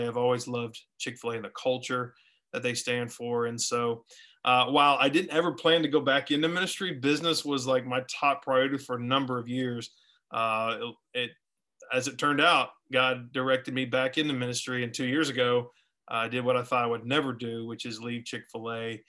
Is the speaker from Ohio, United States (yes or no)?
no; Orlando, Florida, United States; also born or lived in Tampa; we started off in Florida. So I was born in Tampa, raised in Orlando, and we moved everywhere.